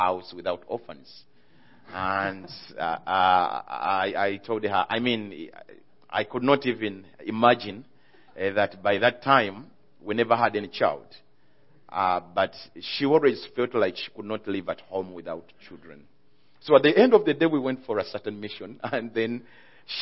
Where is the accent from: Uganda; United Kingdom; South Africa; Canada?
Uganda; I came from Uganda. Uganda is eastern part of Africa